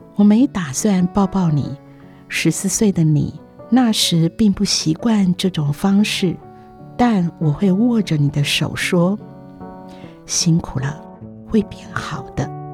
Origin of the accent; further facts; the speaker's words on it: Meinong, Kaohsiung, Taiwan; moved away; also born or lived in Keelung; 我当了老师，暑假时把几个学习资源的学生从基隆带回美浓戏院家，住上近一个月